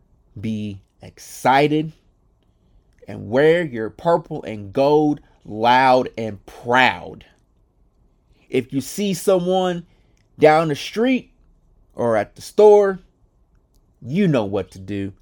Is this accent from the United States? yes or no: yes; Midwest, United States; It's crazy because growing up a Lakers fan in the Midwest was different.